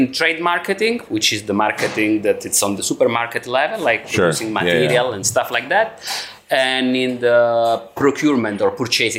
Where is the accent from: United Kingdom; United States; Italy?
Italy; Cosenza, Calabria; moved away as an adult; also born or lived in Brno; now in Prague, Czech Republic; I'm from Cosenza. It's a medium town in south of Italy, in Calabria.